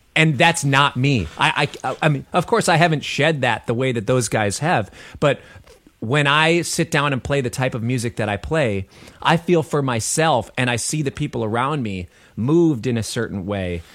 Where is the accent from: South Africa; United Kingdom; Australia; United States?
United States; Minneapolis, Minnesota; I grew up in Minneapolis. I'm a Minneapolis cat.